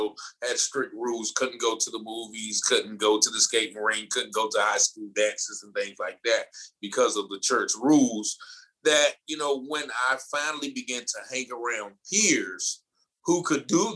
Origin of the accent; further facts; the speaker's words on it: Goldsboro, North Carolina, United States; moved away as an adult; also born or lived in Virginia; I started off in the small town of Goldsboro, North Carolina